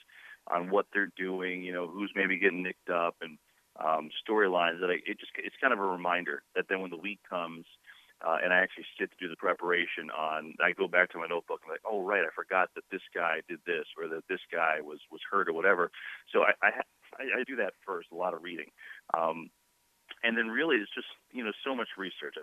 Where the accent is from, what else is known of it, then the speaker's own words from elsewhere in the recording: Northeast, United States; I grew up in the Northeast.